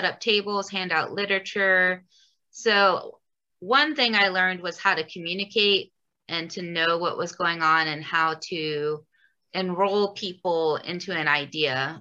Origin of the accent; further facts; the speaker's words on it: Hampton, Virginia, United States; now in Baltimore, United States; I grew up in Hampton, Virginia